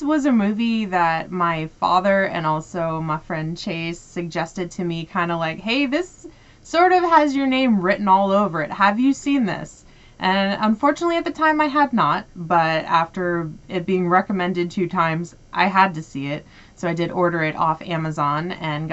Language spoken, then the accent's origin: English; United States; I'm American